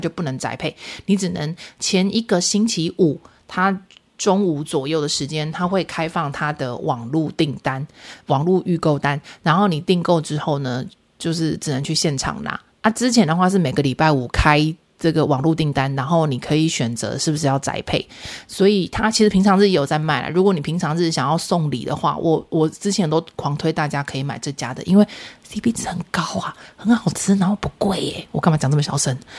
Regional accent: central and southern Taiwan, Taiwan; 就是中南部人的那种，不好意思啊，我们中南部人骄傲就是给你假包霸啦哈

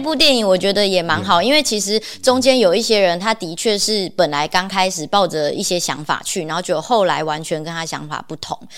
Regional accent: Taiwan; 像我家乡就是在台湾嘛

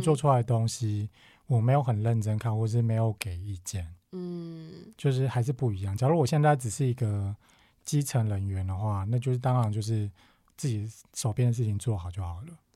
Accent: Taiwan; 身为台湾人

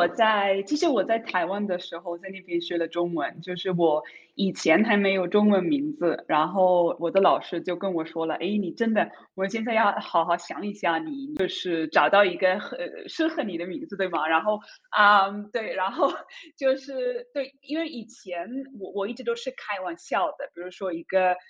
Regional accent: Zurich, Switzerland; Chinese is a second language; 因为爱喝茶啊，三十而已的苏黎世土著，

